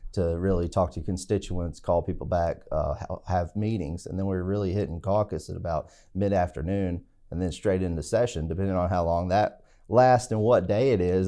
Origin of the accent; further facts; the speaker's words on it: Stuart, Virginia, United States; also born or lived in Hampton, Virginia / Birmingham, Alabama; I'm from Stewart, Virginia, which is Patrick County in southwest, south side Virginia, and, uh, went to high school there